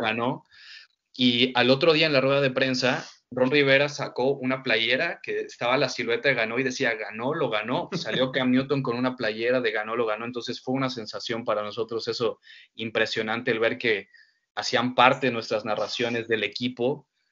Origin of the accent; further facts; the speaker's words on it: Mexico; mi ciudad natal, que es Lapa, que fue donde yo empecé a transmitir